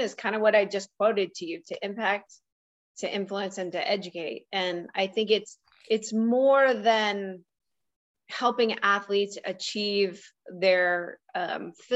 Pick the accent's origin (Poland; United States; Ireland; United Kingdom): United States; Columbus, Ohio; I grew up in Columbus, Ohio, with a dad who was a professor at the Ohio State University